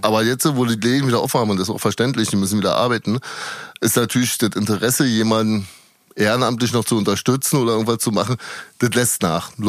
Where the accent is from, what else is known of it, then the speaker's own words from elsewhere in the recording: Berlin, Germany; Ich bin geboren am 19. in Berlin-Prenzlauer Berg